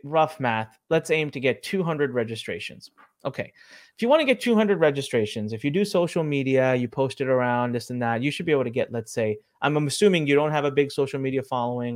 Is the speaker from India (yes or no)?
yes; India; I'm from India, I'm Indian